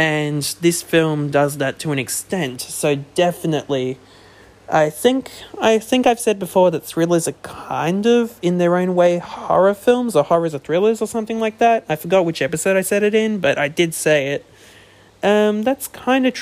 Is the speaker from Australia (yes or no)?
yes; Australia; I'm Australian